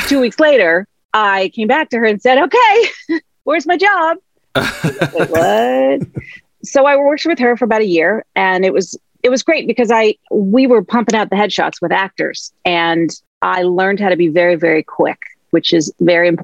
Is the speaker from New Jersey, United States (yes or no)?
no; Los Angeles, California, United States; I grew up in Los Angeles